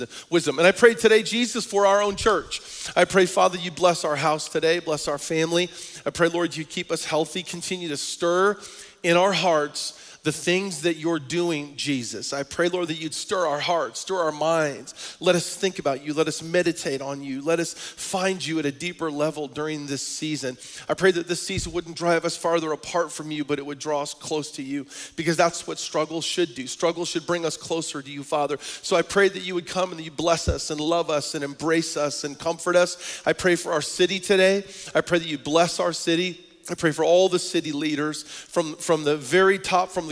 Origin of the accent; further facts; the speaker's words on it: Portland, Oregon, United States; moved away; my hometown where we come from in Portland, Oregon